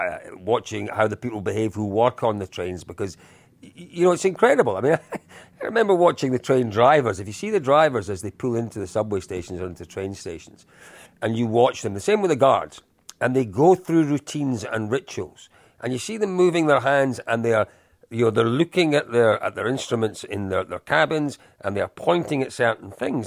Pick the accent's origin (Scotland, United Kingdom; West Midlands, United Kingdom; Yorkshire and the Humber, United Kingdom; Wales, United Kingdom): Scotland, United Kingdom; as a Scotsman